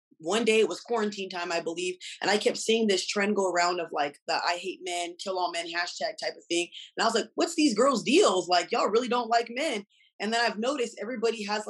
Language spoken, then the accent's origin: English; Los Angeles, California, United States; now in Las Vegas, United States; I'm from Los Angeles, California, but I live in Vegas